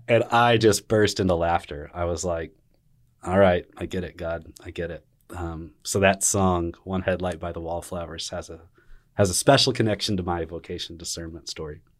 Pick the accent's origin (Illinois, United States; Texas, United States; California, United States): Texas, United States; Arlington; a young kiddo growing up in Arlington, Texas.